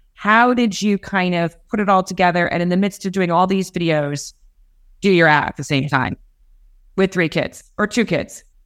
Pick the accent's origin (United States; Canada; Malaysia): United States; Los Angeles, California; also born or lived in England; I'm obviously from L A. I'm from California